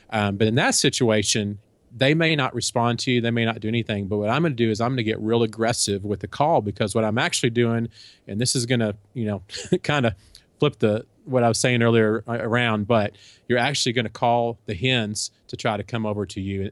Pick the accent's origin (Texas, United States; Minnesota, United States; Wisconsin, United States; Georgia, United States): Texas, United States; also born or lived in Kansas; we're from Texas and we, we live in Texas now, but we lived for a few years up in Kansas.